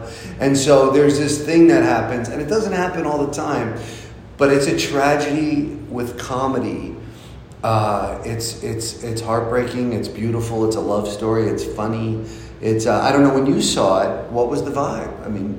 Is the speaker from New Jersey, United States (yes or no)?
yes; New Jersey, United States; now in Los Angeles, United States; I grew up in New Jersey